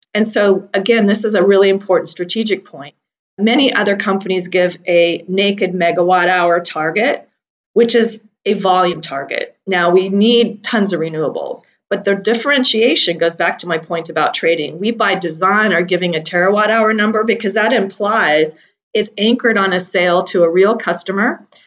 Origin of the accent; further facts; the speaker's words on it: Seattle, Washington, United States; I grew up in Seattle, Washington, hugging trees